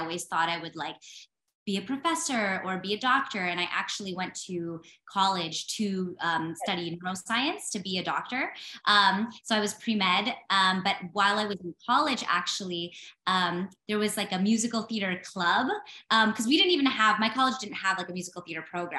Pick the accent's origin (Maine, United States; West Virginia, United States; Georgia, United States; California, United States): California, United States; moved away; I'm from California originally too.